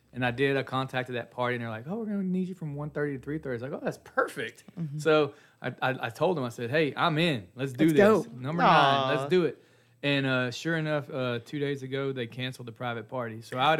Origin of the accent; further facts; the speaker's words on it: Huntsville, Texas, United States; also born or lived in New Waverly, Texas; I grew up in New Waverly and Huntsville, right in the middle on Possum Walk Road. So I went to school in both.